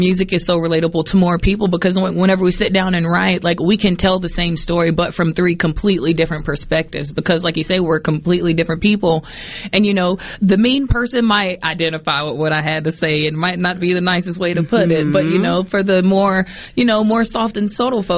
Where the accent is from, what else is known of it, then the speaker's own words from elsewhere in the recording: Poplarville, Mississippi, United States; moved away; also born or lived in New Orleans; We grew up singing gospel in church, but we grew up in Poplarville, Mississippi